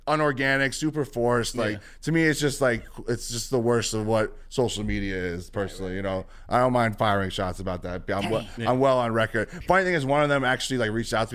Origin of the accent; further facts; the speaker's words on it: New York City, New York, United States; growing up in the Bronx is very much who I am